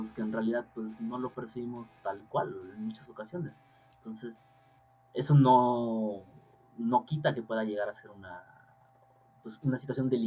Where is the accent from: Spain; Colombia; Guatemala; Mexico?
Mexico; nosotros nos llevamos pues, bastante pesados, como mexicanos en general.